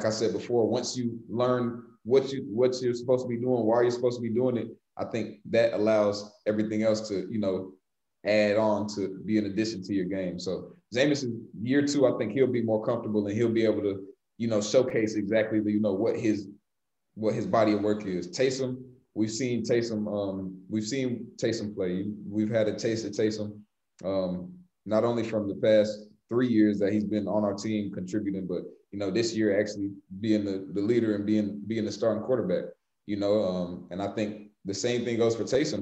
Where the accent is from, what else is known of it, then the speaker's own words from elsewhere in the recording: Atlanta, Georgia, United States; moved away; I'm from Atlanta